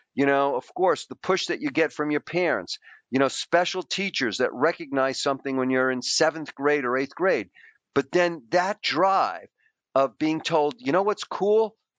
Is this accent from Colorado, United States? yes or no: no; New York City, New York, United States; I grew up in a poor Greek immigrant family.